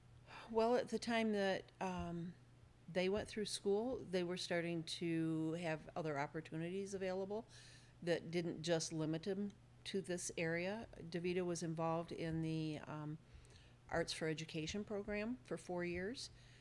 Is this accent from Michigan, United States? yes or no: yes; Comstock, Michigan, United States; also born or lived in East Leroy, Michigan / Portage, Michigan; now in Climax, United States; And when I was 5, my parents decided to move to Comstock. And so I grew up in Comstock.